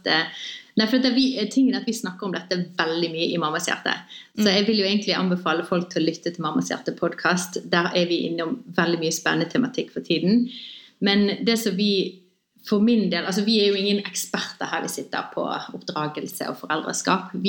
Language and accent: Norwegian; Bergen, Vestland, Norway; født og oppvokst i Bergen begge to.